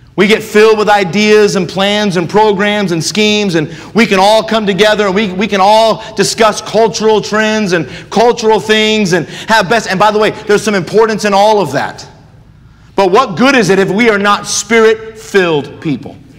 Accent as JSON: {"language": "English", "country": "United States", "said": "we as American Christians"}